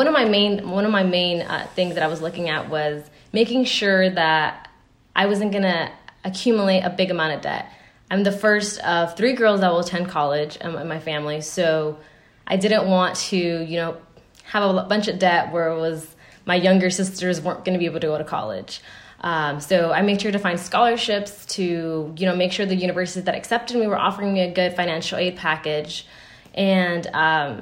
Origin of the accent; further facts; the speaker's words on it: United States; me being American